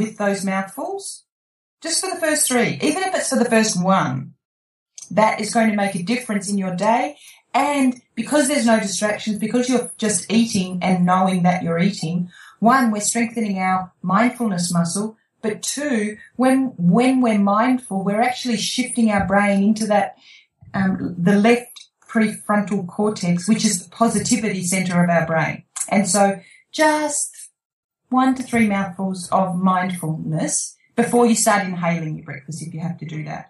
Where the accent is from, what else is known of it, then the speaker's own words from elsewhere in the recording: Australia; I'm an Aussie